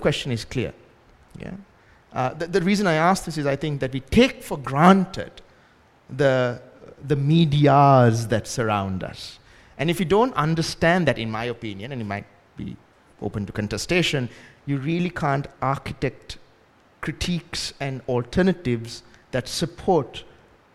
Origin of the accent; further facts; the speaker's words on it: Ratmalana, Western Province, Sri Lanka; I grew up in Rathmalana and very close to the Rathmalana airport.